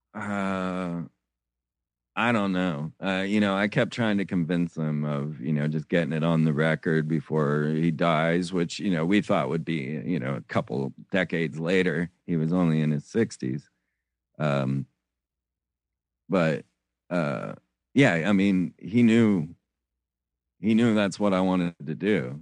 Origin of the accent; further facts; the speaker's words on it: Florida, United States; I grew up in Florida